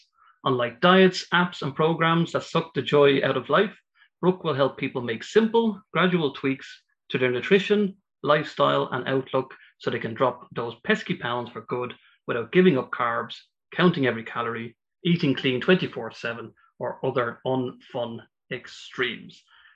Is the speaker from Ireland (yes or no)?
yes; Ireland; you're speaking to an Irishman